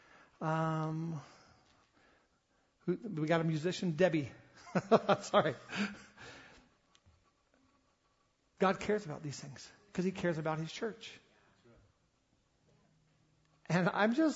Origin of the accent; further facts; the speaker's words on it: the South, United States; I grew up in the South